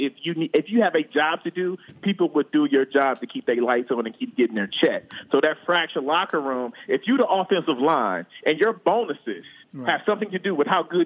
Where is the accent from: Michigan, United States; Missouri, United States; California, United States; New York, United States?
Michigan, United States; I'm from Michigan.